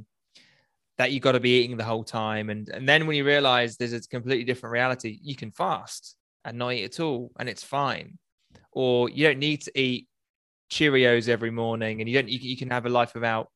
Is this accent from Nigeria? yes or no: no; United Kingdom; Being a Brit, big booze culture here